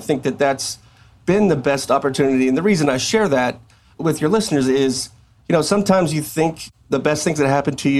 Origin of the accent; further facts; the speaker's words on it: South Texas, United States; now in Coppell, United States; I'm from South Texas, which heavily influenced Hispanic culture. And there's things that I grew up